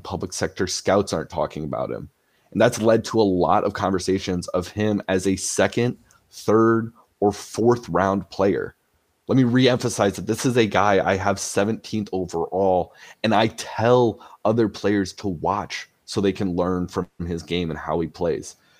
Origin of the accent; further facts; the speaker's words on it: United States; I'm an American boy, true and true